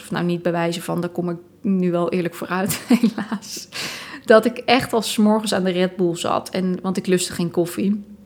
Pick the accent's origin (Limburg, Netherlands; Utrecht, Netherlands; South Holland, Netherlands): South Holland, Netherlands; Dordrecht; moved away as an adult; also born or lived in Tilburg; Ik ben opgegroeid in Dordrecht.